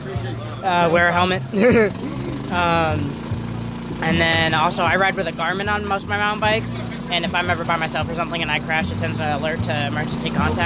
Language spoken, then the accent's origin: English; San Mateo, California, United States; We're from the Bay Area up in San Mateo